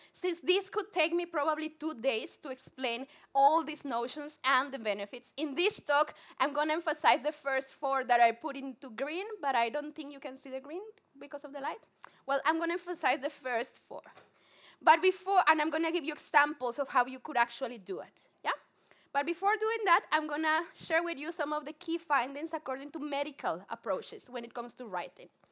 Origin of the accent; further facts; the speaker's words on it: Colombia; accent: Spanglish; English is a second language; I'm super Colombian. If you have not my, heard my Spanglish accent, I'm Colombian